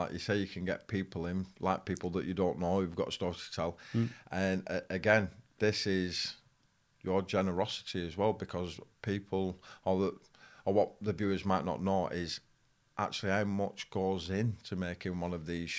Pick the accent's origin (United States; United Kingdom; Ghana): United Kingdom; Bolton, North West England; It's gone from growing up in Bolton